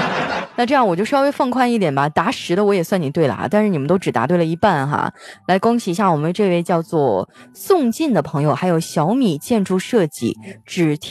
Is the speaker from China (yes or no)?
yes; Northeast China, China; now in Shanghai, China; 啊，我在上海工作，我东北人，